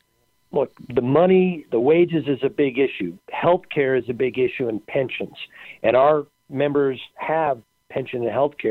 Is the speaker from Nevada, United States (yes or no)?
yes; Las Vegas, Nevada, United States; I was born and raised in Las Vegas